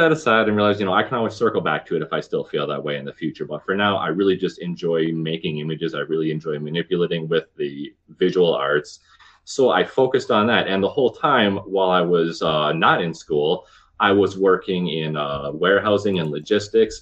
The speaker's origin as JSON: {"language": "English", "town": "Green Bay", "region": "Wisconsin", "country": "United States", "tie": "born or raised there", "lives_now": "Madison, United States", "said": "I'm originally from Green Bay, Wisconsin, born and bred Packers fan"}